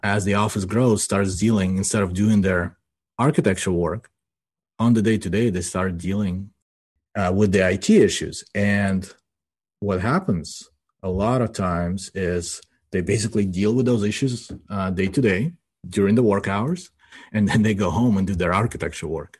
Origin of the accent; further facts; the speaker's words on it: Ukraine; now in United States; I grew up in Ukraine, right? And as I was growing up, and we immigrated to the United States in ninety-two, as I was growing up in Ukraine